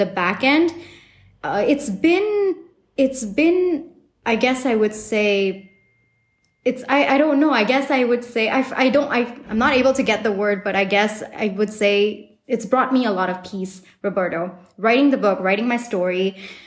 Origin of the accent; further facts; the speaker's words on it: Singapore; moved away; also born or lived in New York; the days that I grew up in Singapore